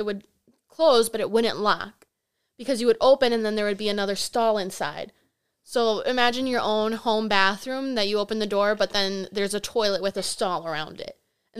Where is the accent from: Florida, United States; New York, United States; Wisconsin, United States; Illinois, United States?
Wisconsin, United States; Milwaukee; I grew up in Milwaukee.